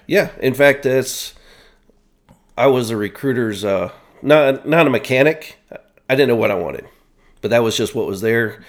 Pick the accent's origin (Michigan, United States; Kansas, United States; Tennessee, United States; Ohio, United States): Ohio, United States; Worthington; moved away as an adult; also born or lived in Westerville, Ohio / Virginia; I was on the outskirts, northern Columbus, Worthington